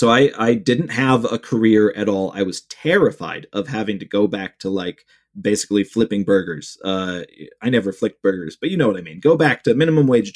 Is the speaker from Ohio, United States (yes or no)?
yes; Cleveland, Ohio, United States; my hometown of Cleveland